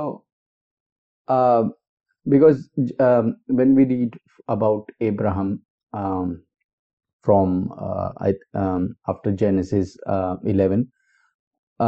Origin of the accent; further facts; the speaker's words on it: India; I come from India, so we claim that our Hinduism is the oldest religion